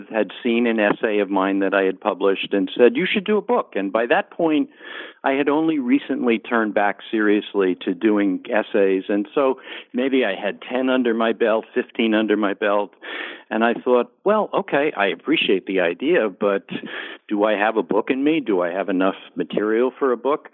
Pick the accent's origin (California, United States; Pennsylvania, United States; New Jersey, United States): New Jersey, United States; New Jersey suburbs, United States; also born or lived in Bronx, New York; from my boyhood, growing up in the New Jersey suburbs